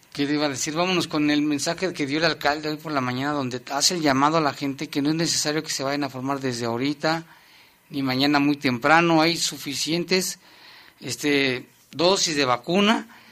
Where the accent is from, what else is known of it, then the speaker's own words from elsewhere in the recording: León, Guanajuato, Mexico; así somos los leoneses